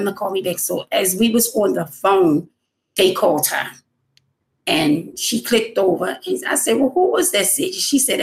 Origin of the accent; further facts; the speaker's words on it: Baltimore, Maryland, United States; I'm from Baltimore, Maryland.